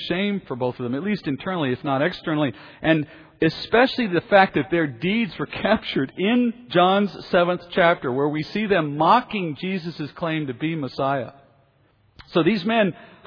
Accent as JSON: {"language": "English", "country": "United States", "tie": "born or raised there", "said": "our identity is only American because we happen to be born here and we're here for now."}